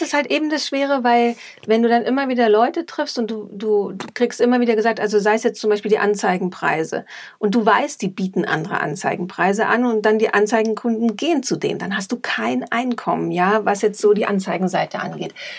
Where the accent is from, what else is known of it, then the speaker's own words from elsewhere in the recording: East Germany, Germany; now in Munich, Germany; Ich komme aus Ostdeutschland, das ist, glaube ich, auch nochmal so ein Punkt. Ähm, da wurde man sehr gemeinschaftsorientiert erzogen